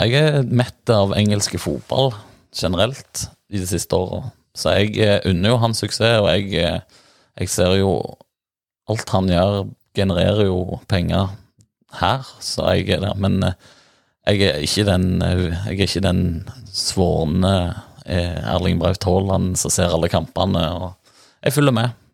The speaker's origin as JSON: {"language": "Norwegian", "area": "near Bryne", "region": "Rogaland", "country": "Norway", "said": "folk spør hvor jeg er fra, og sier det nimmeste by er Bryne"}